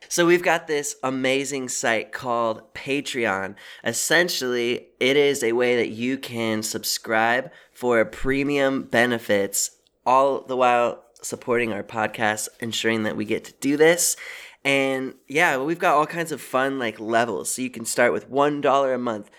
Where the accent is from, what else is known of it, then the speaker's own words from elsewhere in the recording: Seattle, Washington, United States; I'm from Seattle